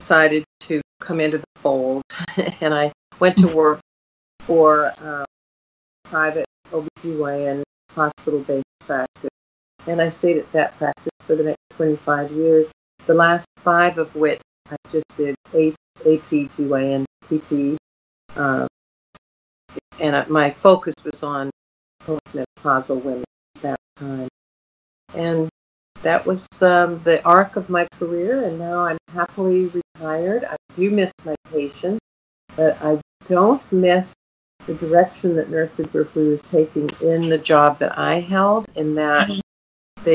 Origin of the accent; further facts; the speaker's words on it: Canada; moved away as an adult; also born or lived in Fort Good Hope, Northwest Territories / West Virginia; I came back to Canada